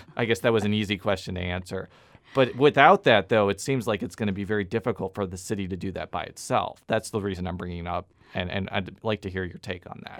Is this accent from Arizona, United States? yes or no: no; Illinois, United States; also born or lived in Columbia, Missouri; now in St. Louis, United States; I'm from Illinois, too